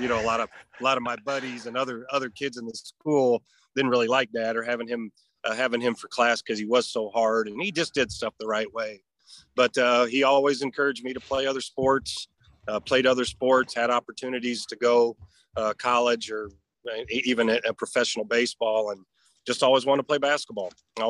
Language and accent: English; Harlan, Iowa, United States; moved away as an adult; also born or lived in Terre Haute, Indiana; as much as I'm from Iowa. I got to take pride in that.